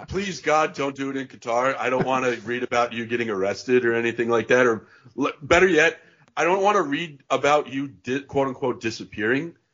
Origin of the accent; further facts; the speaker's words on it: Connecticut, United States; I grew up in Connecticut